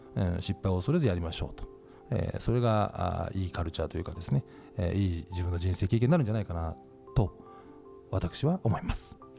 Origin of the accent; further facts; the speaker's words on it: Yokohama, Kanagawa, Japan; 僕あの横浜の中華街出身でして